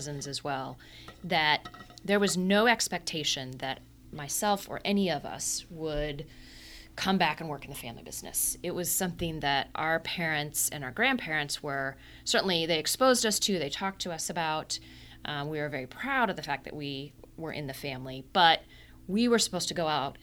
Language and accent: English; Columbus, Ohio, United States; I grew up here in Columbus. So I'm born and bred Columbus. Went to Arlington schools my whole career.